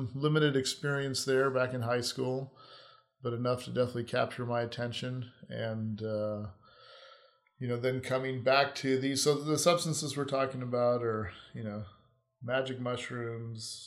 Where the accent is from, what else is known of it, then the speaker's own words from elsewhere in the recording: Hawaii, United States; moved away as an adult; I grew up in Hawaii, which was a beautiful place to grow up